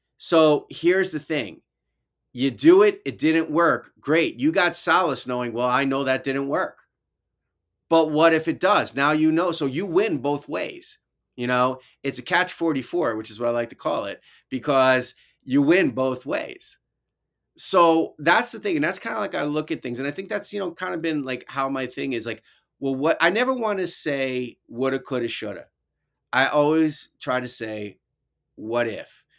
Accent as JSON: {"language": "English", "town": "New York City", "region": "New York", "country": "United States", "tie": "born or raised there", "also_born_or_lived": "Albany, New York", "accent": "New York", "moved": "yes", "said": "my New York accent, 'cause I was from the city originally"}